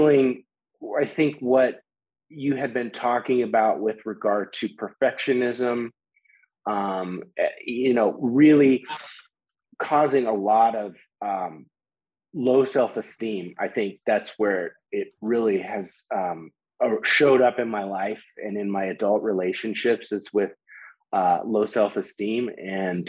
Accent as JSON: {"language": "English", "region": "Colorado", "country": "United States", "said": "I'm from Colorado"}